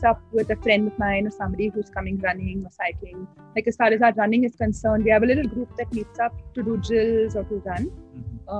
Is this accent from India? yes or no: yes; Goa, India; I'm from Goa, mother of two naughty children.